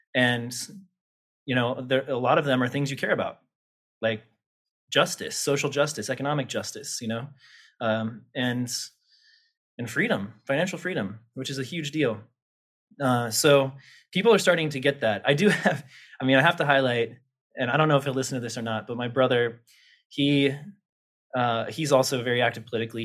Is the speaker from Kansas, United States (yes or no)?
yes; Topeka, Kansas, United States; also born or lived in Lawrence, Kansas; I grew up in Topeka, Kansas, capital of Kansas